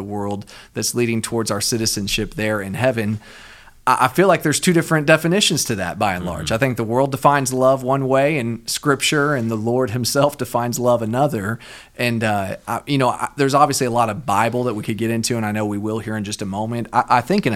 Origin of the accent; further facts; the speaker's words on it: Austin, Texas, United States; I'm from Austin.